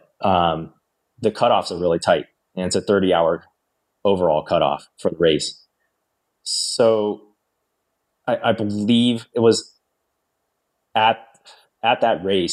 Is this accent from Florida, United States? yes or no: no; Northern Virginia, United States; moved away; I grew up in Northern Virginia.